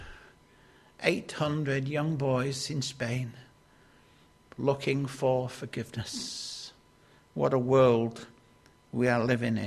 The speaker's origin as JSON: {"language": "English", "area": "Lancashire", "region": "North West England", "country": "United Kingdom", "tie": "born or raised there", "said": "Growing up in Lancashire"}